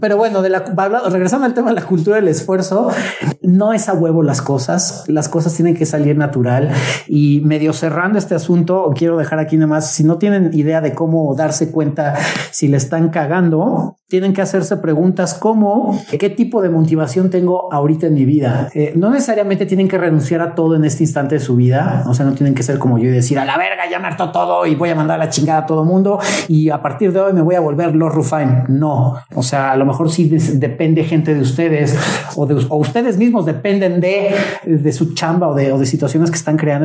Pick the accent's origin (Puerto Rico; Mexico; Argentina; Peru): Mexico